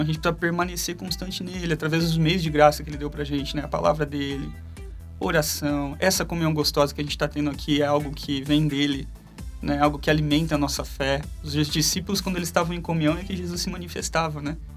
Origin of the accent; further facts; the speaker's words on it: Bauru, São Paulo, Brazil; moved away as an adult; eu sou natural de Bauru, é, cresci em Bauru e com acho que 20, 24, 25 anos eu fui para São Paulo.